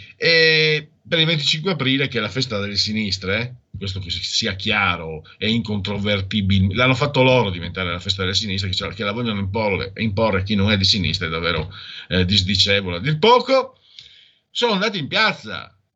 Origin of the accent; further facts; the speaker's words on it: Italy; dalle mie parti Eh, io vengo, sono a Friul Veneto, ho un muso duro, beretta fraccata